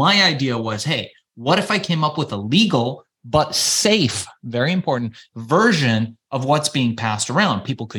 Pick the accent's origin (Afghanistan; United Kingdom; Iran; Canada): Iran; now in Los Angeles, United States; We were immigrants. You know, we came from Iran. We were Jewish Iranians, and my folks, fearing persecution, left Iran to come to the United States